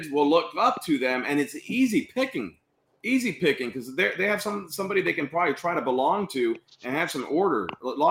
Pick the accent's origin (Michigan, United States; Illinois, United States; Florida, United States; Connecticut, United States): Florida, United States; Miami; as a Cuban kid in Miami